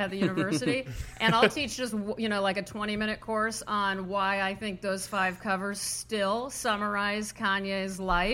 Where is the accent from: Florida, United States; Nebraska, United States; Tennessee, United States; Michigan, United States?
Nebraska, United States; I'm from Nebraska